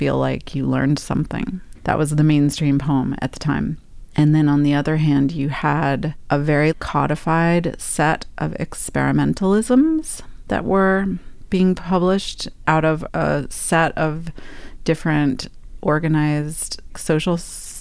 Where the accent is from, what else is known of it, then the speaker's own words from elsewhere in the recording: New York City, New York, United States; move back to my hometown of New York City